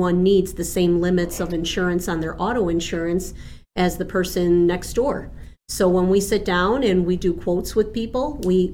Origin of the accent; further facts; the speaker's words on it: Chicago, Illinois, United States; first language Spanish; English is a second language; also born or lived in Buenos Aires, Argentina; I am from the city of Chicago